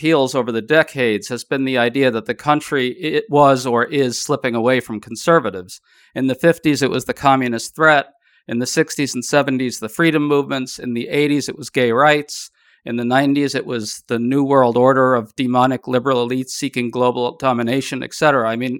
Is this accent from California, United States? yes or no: no; New York City, New York, United States; I grew up in New York City, and my grandparents actually lived right near Jamaica Estates in Queens, which is where Trump grew up.